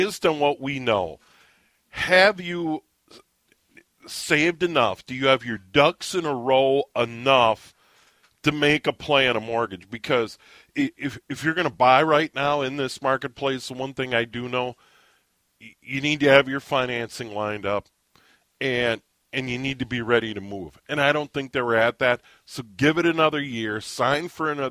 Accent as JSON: {"language": "English", "region": "Midwest", "country": "United States", "tie": "born or raised there", "said": "I grew up in the Midwest"}